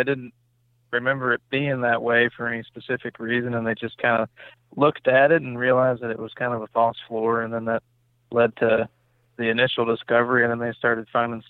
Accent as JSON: {"language": "English", "region": "Virginia", "country": "United States", "tie": "born or raised there", "said": "I'm from Virginia, born and raised. I live in Shenandoah Valley, which, if you're not familiar with Virginia, is the kind of the western part of the state. It's mostly mountainous terrain, not a whole lot going on here"}